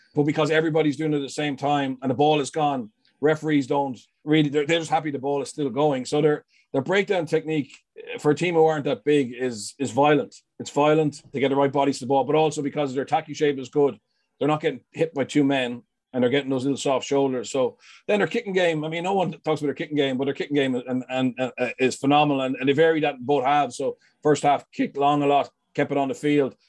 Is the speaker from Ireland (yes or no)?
yes; Leinster, Ireland; I'm from Leinster